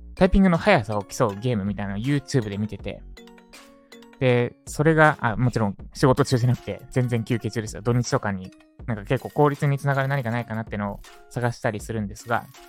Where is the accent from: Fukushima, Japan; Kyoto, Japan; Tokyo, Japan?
Tokyo, Japan; Katsushika; 東京都葛飾区立石、私の実家ですね